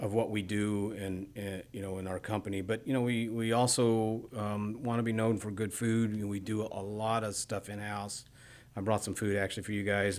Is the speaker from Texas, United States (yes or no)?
yes; Bryan, Texas, United States; also born or lived in Midwest / Katy, Texas; I moved to Texas when I was young. I was seven. We, uh, we moved to Bryan